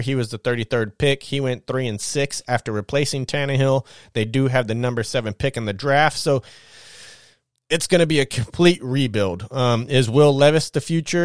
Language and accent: English; Los Angeles, California, United States; I grew up in Los Angeles